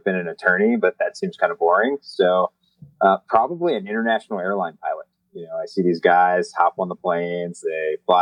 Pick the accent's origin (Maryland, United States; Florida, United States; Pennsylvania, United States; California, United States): Maryland, United States; outside of Baltimore; moved away; also born or lived in Indianapolis; I grew up outside of Baltimore